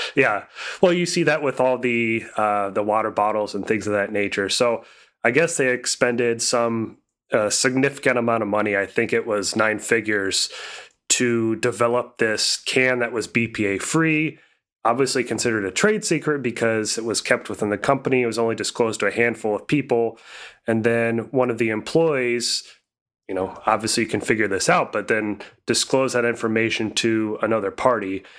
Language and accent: English; Indiana, United States; my hometown area code is 317